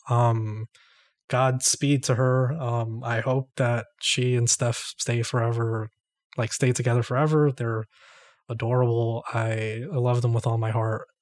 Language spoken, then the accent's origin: English; New York, United States; I'm from New York